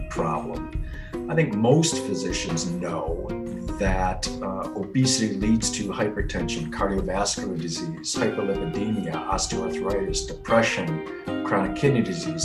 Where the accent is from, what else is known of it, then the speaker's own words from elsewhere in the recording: Wisconsin, United States; moved away as an adult; also born or lived in Chicago, Illinois; now in Phoenix, United States; From the Midwest, born and raised in Wisconsin